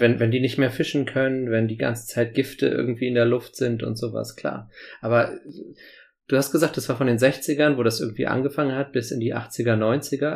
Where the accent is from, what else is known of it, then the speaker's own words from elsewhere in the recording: Bremen, Germany; Hier in Bremen, in meiner Heimatstadt